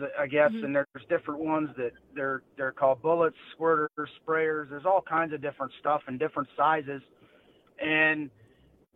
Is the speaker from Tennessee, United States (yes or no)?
no; North Dakota, United States; I'm from North Dakota.